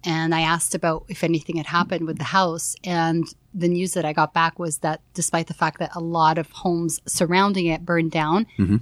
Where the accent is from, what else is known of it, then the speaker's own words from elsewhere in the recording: Toronto, Ontario, Canada; besides Toronto, of course, I love my hometown